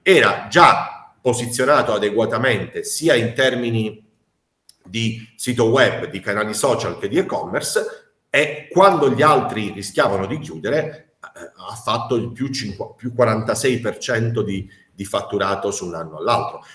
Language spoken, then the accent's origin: Italian; Apulia, Italy; da noi. Eh, in Puglia